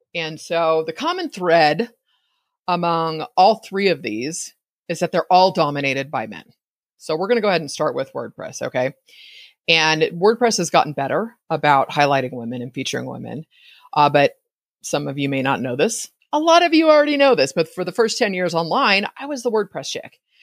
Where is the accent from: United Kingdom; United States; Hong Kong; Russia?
United States; East Bay, California; I grew up in the East Bay